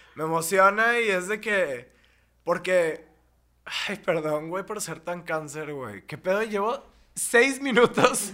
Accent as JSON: {"language": "Spanish", "town": "Monterrey", "region": "Nuevo León", "country": "Mexico", "tie": "born or raised there", "said": "en mi ciudad, en mi ciudad natal"}